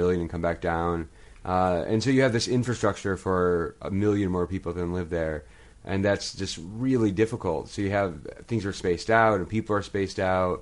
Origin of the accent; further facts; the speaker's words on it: Hemlock, Michigan, United States; moved away as an adult; also born or lived in Ann Arbor, Michigan / Marquette, Michigan; now in Tempe, United States; I grew up in Michigan, about 2 hours north of Detroit in a small town named Hemlock between Saginaw and Midland.